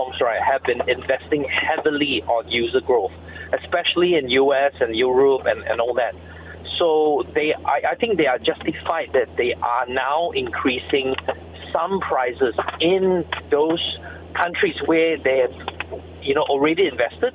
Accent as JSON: {"language": "English", "country": "Malaysia", "said": "as a Malaysian"}